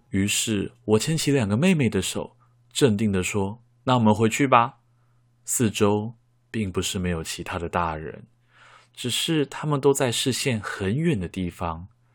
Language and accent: Chinese; Taiwan; 我家的后面就是观音山，而祖先们代代都葬在观音山上